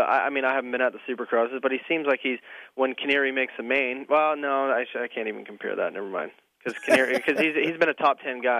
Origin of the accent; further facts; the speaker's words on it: Alberta, Canada; I'm from Northern Alberta. You know what I mean?